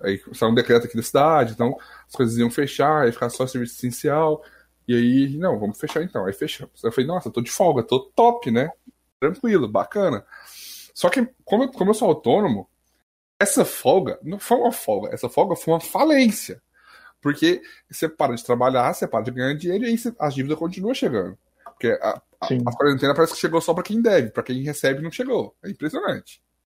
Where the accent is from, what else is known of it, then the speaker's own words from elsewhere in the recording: Goiás, Brazil; aqui, é tipo, em Goiás, eu sou de Goiás